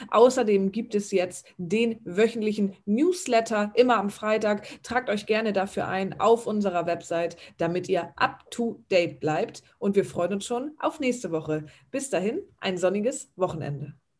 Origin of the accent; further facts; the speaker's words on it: Germany; hier bei uns in Deutschland